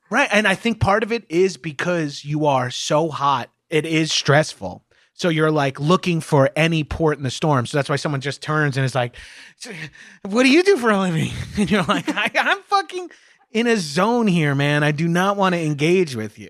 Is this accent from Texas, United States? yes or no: no; Long Island, New York, United States; moved away as an adult; now in Southern California, United States; I grew up on Long Island, which is just outside of New York City